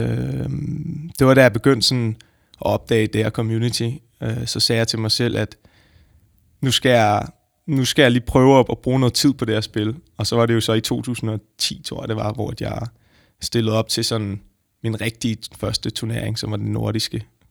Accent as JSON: {"language": "Danish", "town": "Frederiksberg", "region": "Capital Region of Denmark", "country": "Denmark", "tie": "born or raised there", "said": "nu er jeg så født og opvokset på Frederiksberg"}